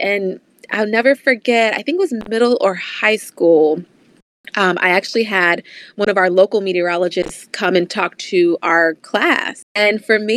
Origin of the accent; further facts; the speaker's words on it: Virginia, United States; growing up in Virginia, you know, we got a little bit of everything as far as weather is concerned.